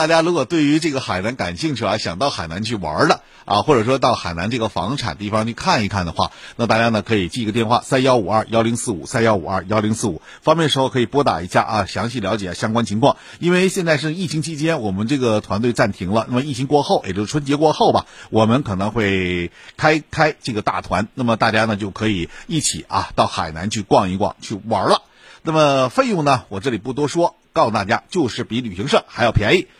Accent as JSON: {"language": "Chinese", "town": "Shenyang", "region": "Liaoning", "country": "China", "said": "我们沈阳人"}